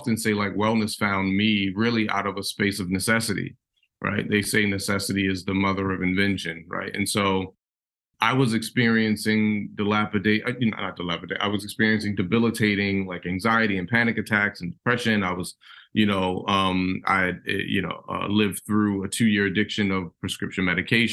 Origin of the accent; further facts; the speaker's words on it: Baltimore, Maryland, United States; I grew up in West Baltimore